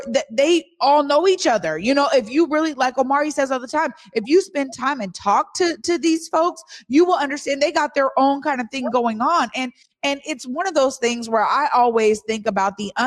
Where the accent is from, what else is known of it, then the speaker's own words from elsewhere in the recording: Seattle, Washington, United States; I grew up in the Central District